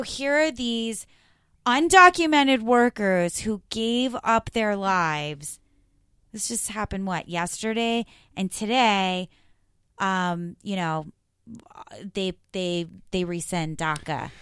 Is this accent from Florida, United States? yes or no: yes; Florida, United States; I grew up in Florida